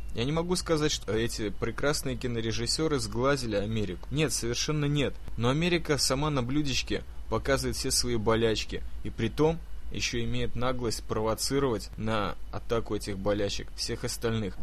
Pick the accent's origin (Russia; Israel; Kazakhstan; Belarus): Israel; я сам из Сиона, где весь этот беспредел с самоубийцами